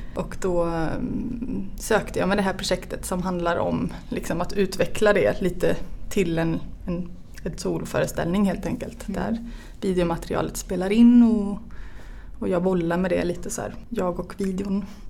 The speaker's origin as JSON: {"language": "Swedish", "area": "central Västergötland", "region": "Västra Götaland", "country": "Sweden", "tie": "born or raised there", "also_born_or_lived": "Örebro / Finland", "moved": "yes", "said": "Jag är ehm, född och uppvuxen i mitten på Västergötland"}